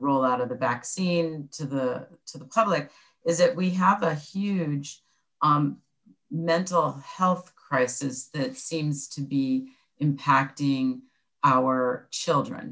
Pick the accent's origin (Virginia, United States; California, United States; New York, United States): California, United States; Orange County; I grew up in Orange County.